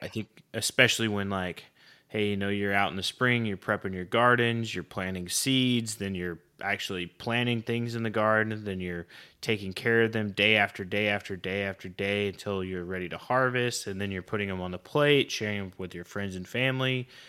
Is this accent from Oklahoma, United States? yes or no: yes; Oklahoma, United States; I grew up in Oklahoma